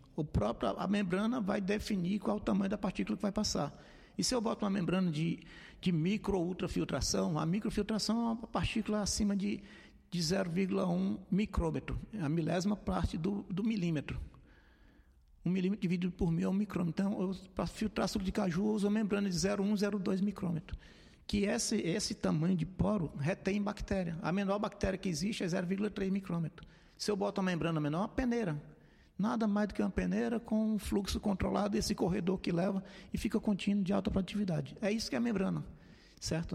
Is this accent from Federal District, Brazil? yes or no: no; Fortaleza, Ceará, Brazil; sou natural de Fortaleza, minha família é de Maranguape